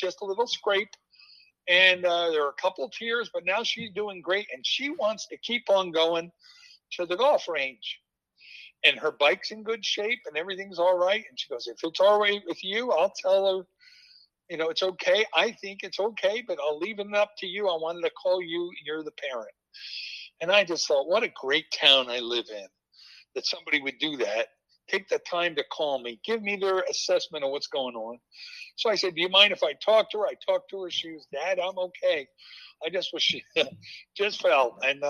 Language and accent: English; New Jersey, United States; moved away as an adult; now in Fairfield, United States; we went back to my hometown in New Jersey for about a year.